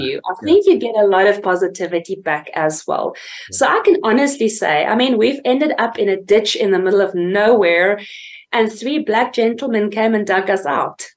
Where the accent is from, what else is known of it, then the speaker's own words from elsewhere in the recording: Fort Beaufort, Eastern Cape, South Africa; it literally started in a small little town called Fort Beaufort in the Eastern Cape, uh, where I was raised.